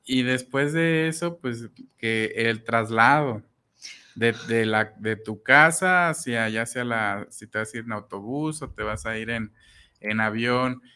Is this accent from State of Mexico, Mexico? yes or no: yes; Huixquilucan, State of Mexico, Mexico; yo de Whisky Lucan